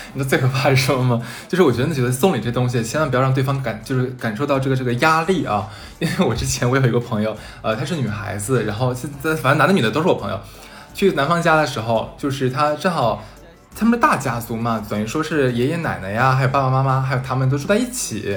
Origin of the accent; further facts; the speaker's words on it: Northeast China, China; 在我们东北那边